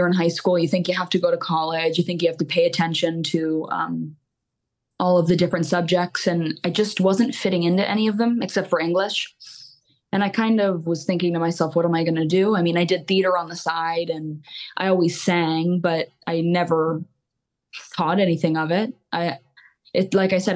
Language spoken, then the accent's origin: English; Mountaintop, Pennsylvania, United States; I grew up in Mountaintop, Pennsylvania, still here.